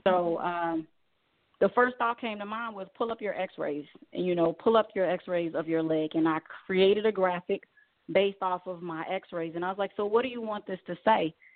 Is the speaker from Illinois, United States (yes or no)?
yes; Chicago, Illinois, United States; growing up in Chicago